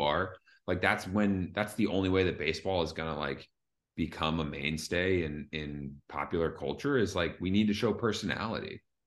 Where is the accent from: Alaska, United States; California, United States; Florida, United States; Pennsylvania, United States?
Pennsylvania, United States; Philadelphia; I'm from Philly